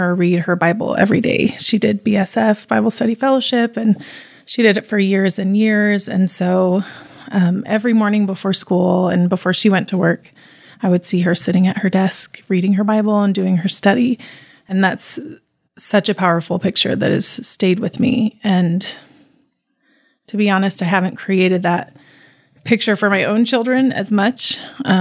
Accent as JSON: {"language": "English", "town": "Salt Lake City", "region": "Utah", "country": "United States", "tie": "born or raised there", "said": "growing up in the church family, it was very needed growing up in Utah"}